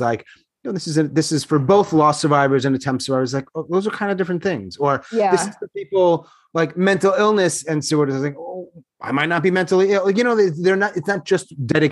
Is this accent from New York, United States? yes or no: yes; New York, United States; I'm from New York